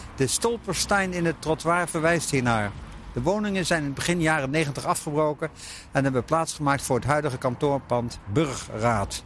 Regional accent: Dordrecht, South Holland, Netherlands; also born or lived in Hoogkarspel / Naaldwijk / Amsterdam; zijn we hier komen wonen in het Oranjepark, in het huis hier op de hoek

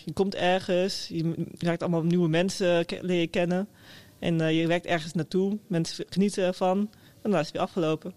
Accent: Meppel, Drenthe, Netherlands; ik kom uit Meppel. Dat is een klein, eh, klein, stadje boven Zwolle.

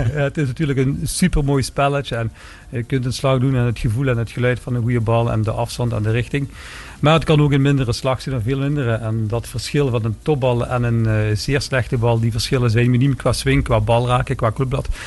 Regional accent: Lanaken, Flanders, Belgium; also born or lived in Maastricht; Ik ben in België opgegroeid maar wel een Maastrichtse achtergrond.

